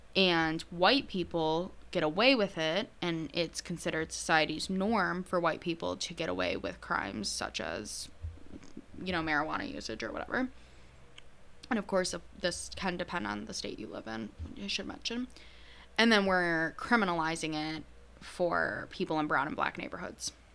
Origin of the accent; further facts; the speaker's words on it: New York, United States; I'm from New York.